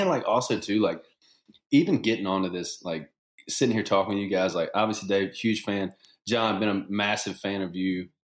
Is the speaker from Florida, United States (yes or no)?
no; Shreveport, Louisiana, United States; Yeah, we grew up in Shreveport, so just northwest corner, right up there by the Texas line.